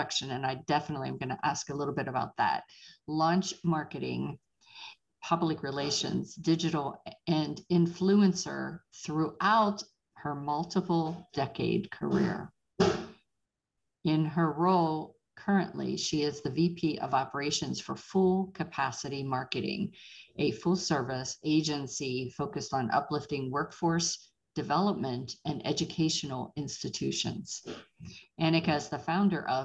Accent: Pittsburgh, Pennsylvania, United States; moved away; I am originally from Pittsburgh

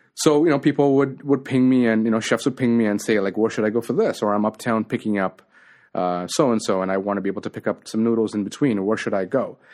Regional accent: Toronto, Ontario, Canada; also born or lived in Colombo, Sri Lanka; I grew up in Scarborough, um, was born in Sri Lanka and Colombo, and we came to Canada in nineteen ninety

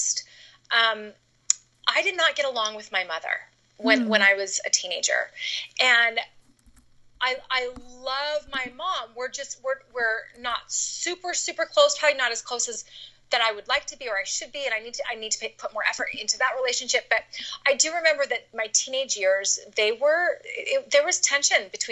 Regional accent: Canada; moved away as an adult; now in United States; I grew up in Canada. And then I moved to the United States when I was 18 to go to school

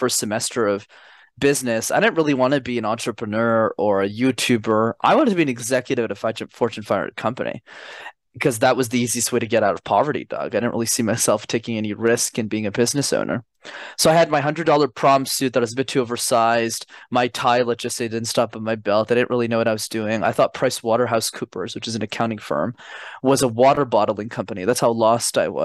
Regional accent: Montreal, Quebec, Canada; I'm born and raised in Montreal. So I'm a Canadian born citizen, okay. But my parents immigrated from Sri Lanka in the early 90s

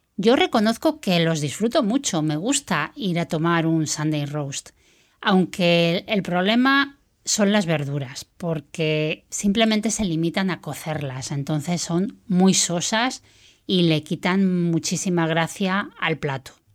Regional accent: Spain; moved away as an adult; now in United Kingdom; Soy española y pronto hará tres años que me fui a vivir al Reino Unido.

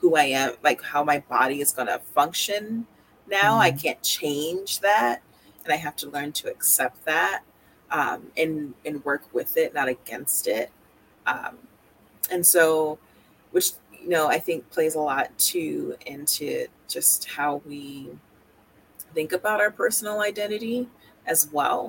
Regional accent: Marietta, Georgia, United States; moved away as an adult; also born or lived in Boston, Massachusetts / Jamaica (ancestry); now in Vermont, United States; So I am from Marietta, which is in Cobb County. Grew up in that like Atlanta area in Georgia.

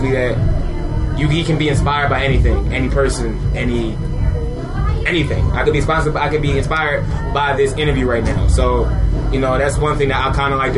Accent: Philadelphia, Pennsylvania, United States; 25 years old, I'm born and raised in Southwest Philadelphia

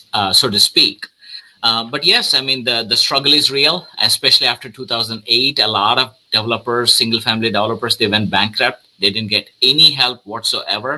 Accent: South India, India; moved away as an adult; now in United States; I'm originally from India, South India.

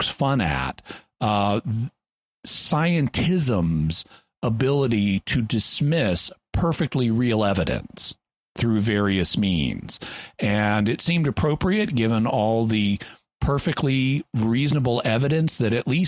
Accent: Fayetteville, Arkansas, United States; my hometown in Fayetteville, Arkansas

